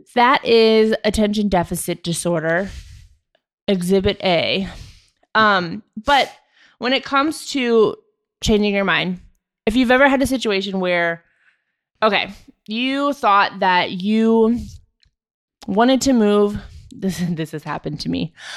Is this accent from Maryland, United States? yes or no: yes; Maryland, United States; moved away as an adult; also born or lived in Jamestown, New York; I grew up in Maryland